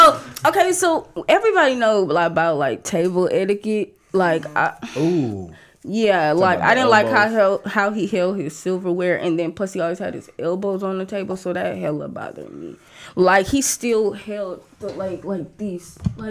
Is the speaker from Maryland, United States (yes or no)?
no; Oakland, California, United States; Yeah, but we're from Oakland. I don't give a fuck.